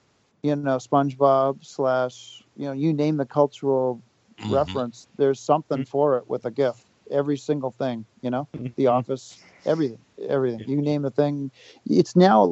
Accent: Whitman, Massachusetts, United States; now in Hanson, United States; being a guy from the South Shore. I grew up in Whitman and live in Hanson

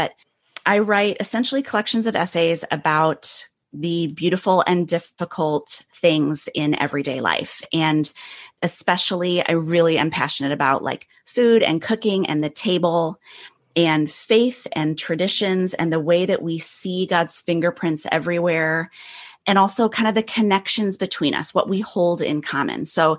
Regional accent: Illinois, United States; now in Manhattan, United States; I grew up in the Midwest outside Chicago. And 2.5 years ago, my family and I moved to Manhattan, which is like a whole thing.

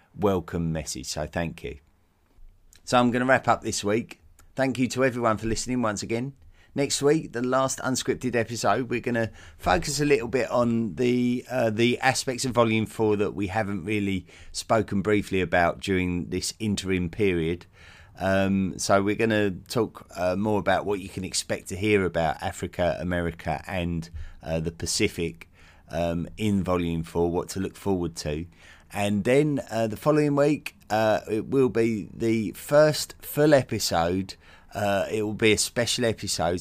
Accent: United Kingdom; as a British man, uh, having lived in Britain all my life

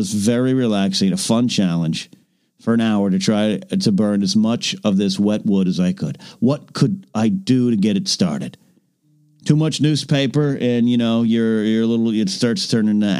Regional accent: Arroyo Grande, California, United States; moved away; I grew up in Arroyo Grande, California

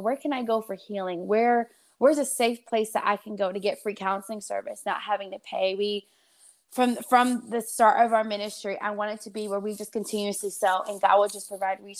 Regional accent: New Jersey, United States; accent: New Jersey; I probably have a slight bit of an accent, but when I get mad, my New Jersey accent comes out. Came down south for school. I know. Came down south for school, and I just stayed

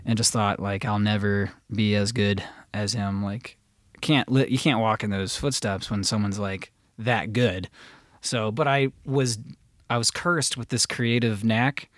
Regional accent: north of Cincinnati, Ohio, United States; also born or lived in Florida / Los Angeles; I'm from Ohio. I'm from, I was raised in the country north of Cincinnati

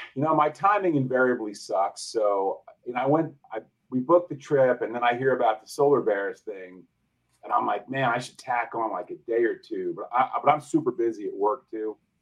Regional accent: New Jersey, United States; also born or lived in Northern Virginia; now in Virginia, United States; I live in uh, Northern Virginia. I grew up in Jersey

